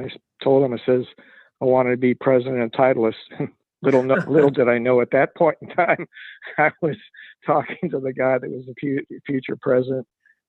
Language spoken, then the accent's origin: English; San Francisco Bay Area, California, United States; born or raised there; also born or lived in San Diego